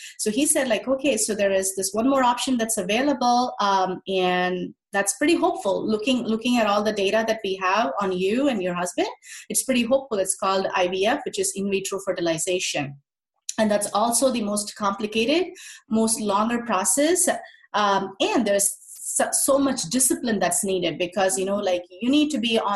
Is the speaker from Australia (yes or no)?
no; India; moved away; I'm originally from India